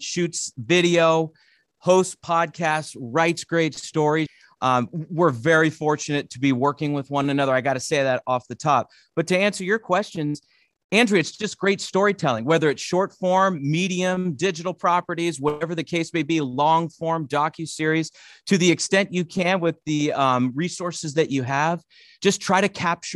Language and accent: English; north of the San Francisco Bay Area, California, United States; I grew up north of in the San Francisco Bay Area, a little bit north of it